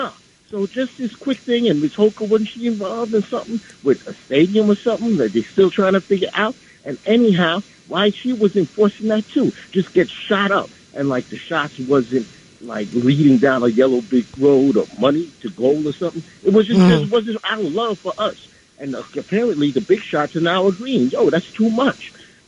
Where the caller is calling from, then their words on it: Bronx, New York, United States; I'm from the Bronx